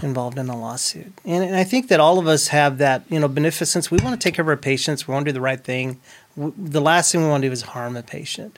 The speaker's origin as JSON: {"language": "English", "town": "Fort Stockton", "region": "Texas", "country": "United States", "tie": "born or raised there", "also_born_or_lived": "Odessa, Texas", "said": "I grew up in Fort Stockton, but I was born in Odessa, Texas"}